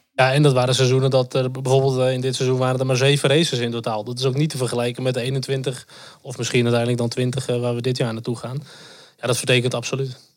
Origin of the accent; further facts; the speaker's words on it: North Holland, Netherlands; ik kom uit het eh, Noord-Hollandse